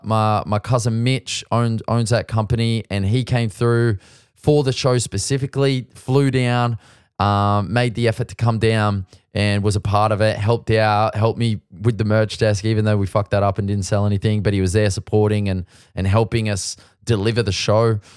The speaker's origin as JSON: {"language": "English", "town": "Sydney", "region": "New South Wales", "country": "Australia", "moved": "as an adult", "lives_now": "Melbourne, Australia", "said": "we're kinda foreigners. We come from Sydney"}